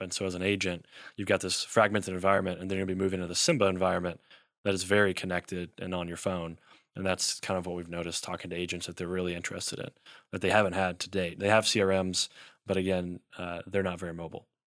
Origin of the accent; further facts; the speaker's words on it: Elizabethtown, Kentucky, United States; also born or lived in Louisville, Kentucky / Lexington, Kentucky; I'm from Elizabethtown, Kentucky